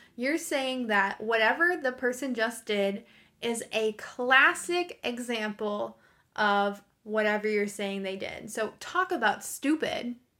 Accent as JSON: {"language": "English", "country": "United States", "said": "I'm an American English teacher"}